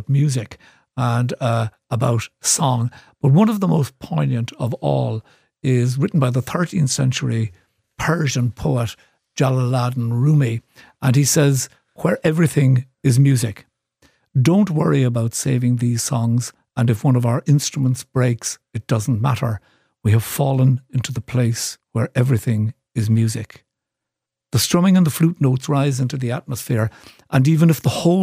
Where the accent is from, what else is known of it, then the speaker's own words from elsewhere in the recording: Cork, Munster, Ireland; I grew up in Cork City